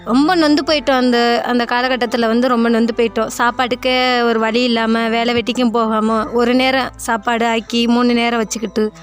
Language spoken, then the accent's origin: Tamil; Pamban, Tamil Nadu, India; நான் பாமன்